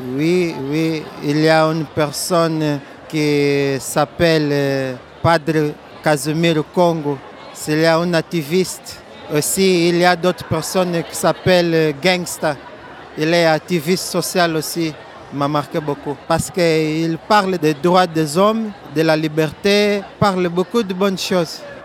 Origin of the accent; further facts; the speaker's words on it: Angola; French is a second language; nous sommes colonie de Portugal